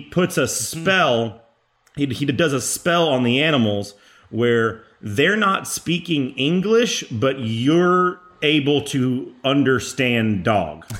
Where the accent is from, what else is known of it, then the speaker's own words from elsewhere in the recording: Texas, United States; as a Texan